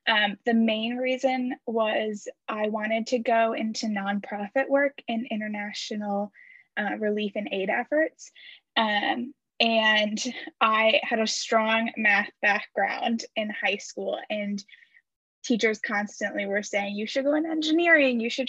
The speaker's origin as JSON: {"language": "English", "town": "Muskegon", "region": "Michigan", "country": "United States", "also_born_or_lived": "Houghton, Michigan", "moved": "as an adult", "lives_now": "La Crosse, United States", "said": "I'm originally from Muskegon, Michigan, and now I am in LaCrosse, Wisconsin"}